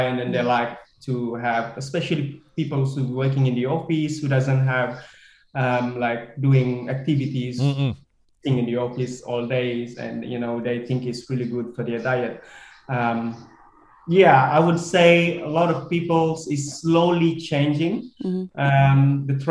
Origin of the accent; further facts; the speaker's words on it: Malaysia; as a Malaysian